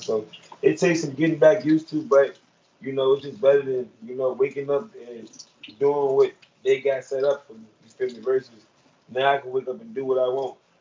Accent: Richmond, Virginia, United States; also born or lived in Baltimore, Maryland; I grew up in Richmond

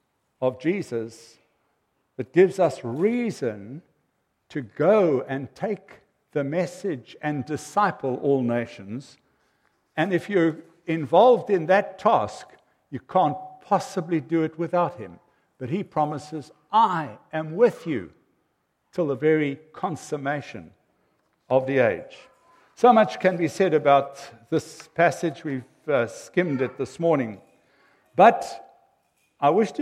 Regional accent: South Africa; also born or lived in North America; When you're overseas as a South African

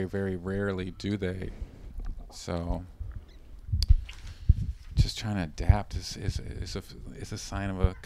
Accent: Canada; I'm from Canada

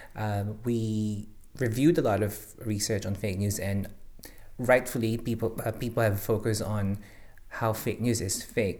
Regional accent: Philippines; moved away as an adult; now in Singapore; I'm originally from the Philippines, um, where I work as a newspaper reporter for six years

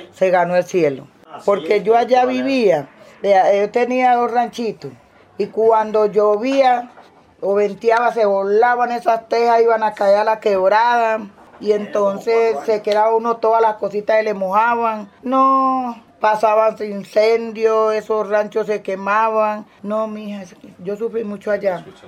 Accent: Chocó, Colombia; moved away as an adult; now in Medellín, Colombia; Yo soy del Chocó, pero me vine y estaba viviendo ahí en, en Moravia, en un ranchito.

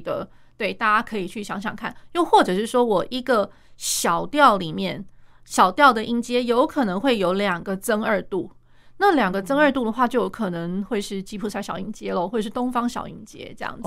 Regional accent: Taiwan; 我们台湾人

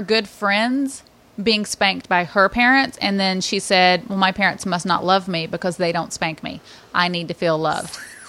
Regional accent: the South, United States; And growing up in the South, that was the form of discipline.

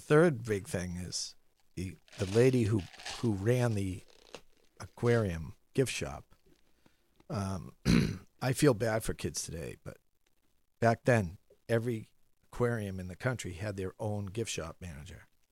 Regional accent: Medford, Massachusetts, United States; also born or lived in Scituate, Massachusetts / Needham, Massachusetts; now in Boston, United States; I grew up in Medford. Spent every summer in Situate.

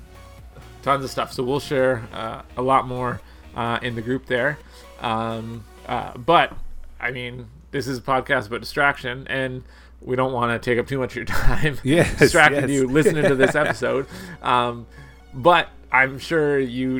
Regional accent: Canada; I'm Canadian

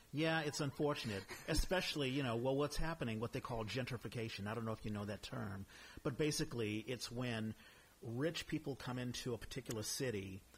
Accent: United States; being an American

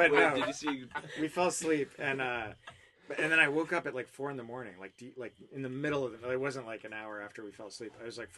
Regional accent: Woodstock, Vermont, United States; now in Los Angeles, United States; the town I grew up in Woodstock, Vermont

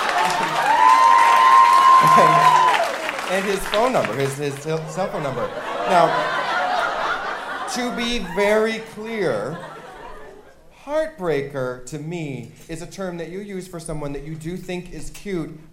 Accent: Orange County, California, United States; growing up in Orange County, California

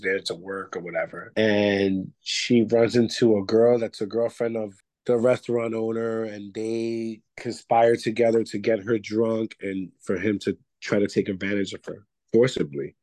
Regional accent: New York City, New York, United States; I am from Bronx, New York. That's uh, the Bronx section of New York City

